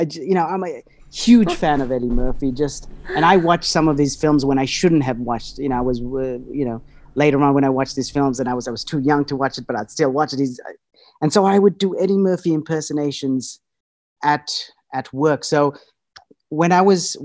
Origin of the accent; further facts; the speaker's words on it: Australia; also born or lived in Fiji / United States; I was born in Fiji, and then we moved to Australia. So my childhood was, a bit of my childhood was spent in Fiji, and then the rest, and then I pretty much grew up in Australia.